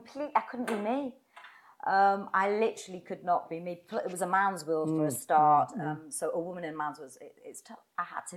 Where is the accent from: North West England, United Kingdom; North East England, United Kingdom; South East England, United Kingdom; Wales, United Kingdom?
North East England, United Kingdom; Newcastle upon Tyne; accent: Geordie; moved away; I was brought up in Newcastle in the 70s, divorced, and my mum was from South America, so I was as dark as you got in Newcastle.